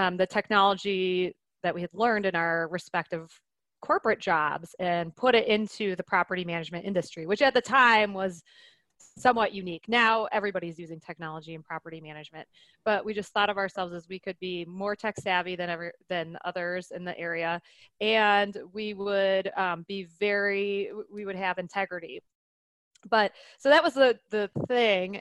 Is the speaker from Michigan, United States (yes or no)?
yes; Detroit, Michigan, United States; now in Nebraska, United States; I'm from Detroit